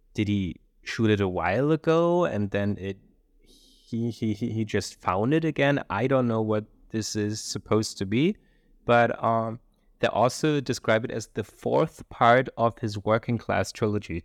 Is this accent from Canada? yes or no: no; Germany; I'm from Germany